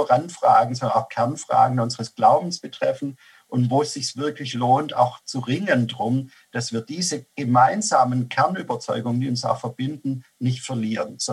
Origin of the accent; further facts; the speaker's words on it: Swabia, Germany; als Schwabe